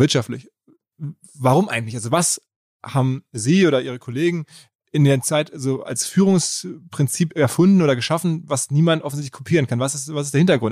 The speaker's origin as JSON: {"language": "German", "area": "Ruhr area", "region": "North Rhine-Westphalia", "country": "Germany", "said": "ich bin aus dem Ruhrgebiet"}